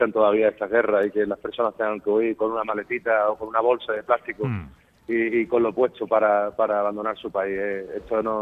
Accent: Andalusia, Spain; como los andaluces tenemos tanto, tanto arte en estas cosas

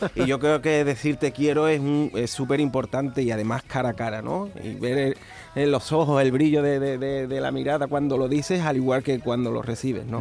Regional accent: Trigueros, Andalusia, Spain; moved away as an adult; now in Utrera, Spain; Yo soy de Trigueros. De Trigueros. me Llevo viviendo en Utrera ya unos años, 15 años, güey, ya casi, casi utrerano también, pero yo soy de Trigueros y, llevo mi pueblo siempre por bandera.

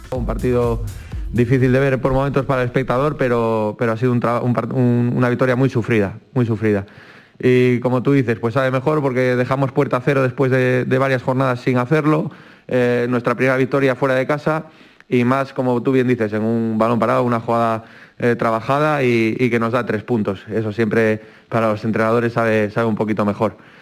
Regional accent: Asturias, Spain; moved away; como decimos en mi tierra, en Asturias

